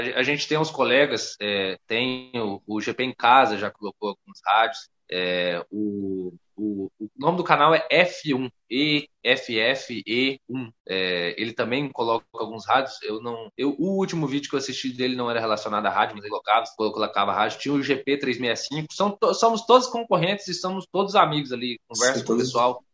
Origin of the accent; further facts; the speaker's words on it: Rondônia, Brazil; Sou da região norte, sou de Rondônia